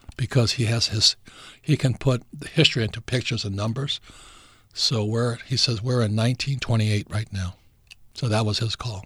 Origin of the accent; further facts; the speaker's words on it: Hawaii, United States; moved away; also born or lived in New York; I grew up in Hawaii and went to school in New York